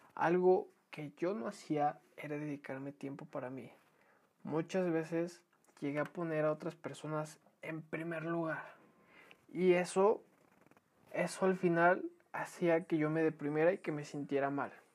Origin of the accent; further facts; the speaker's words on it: Mexico; como buenos mexicanos dejamos toda la mera hora